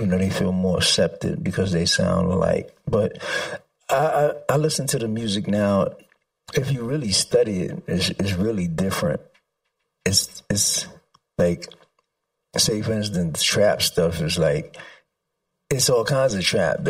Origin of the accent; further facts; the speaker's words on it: New York City, New York, United States; I grew up in the Bronx